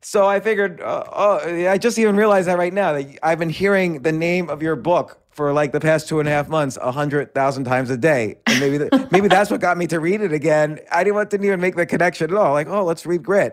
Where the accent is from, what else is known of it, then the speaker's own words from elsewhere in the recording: New York City, New York, United States; grew up in and around New York City in the seventies.